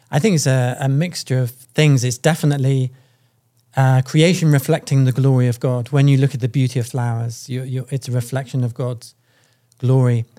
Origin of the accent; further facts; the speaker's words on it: United Kingdom; I'm from the United Kingdom.